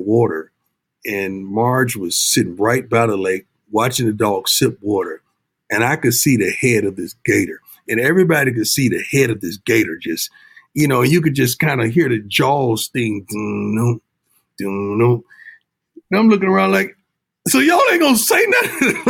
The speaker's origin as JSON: {"language": "English", "region": "Florida", "country": "United States", "tie": "born or raised there", "lives_now": "Texas, United States", "said": "You know, I'm from the South, man. You know, I grew up in Florida, reside in Texas"}